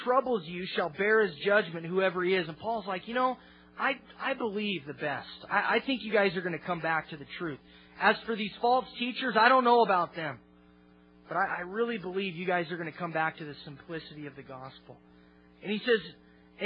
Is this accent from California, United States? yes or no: no; Olympia, Washington, United States; my hometown, Olympia